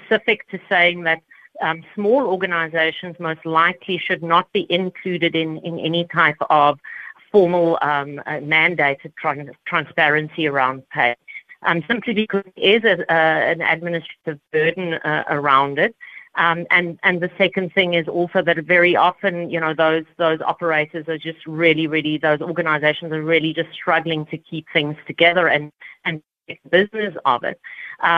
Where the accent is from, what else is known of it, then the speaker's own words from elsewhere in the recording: South Africa; as South Africans and as South African business operators